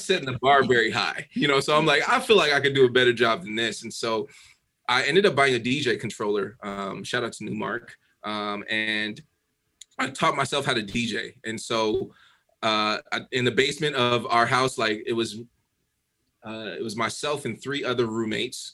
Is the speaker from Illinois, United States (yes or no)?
no; Denver, Colorado, United States; moved away as an adult; now in Dallas, United States; I grew up in Denver. Um, I grew up in like Southeast Denver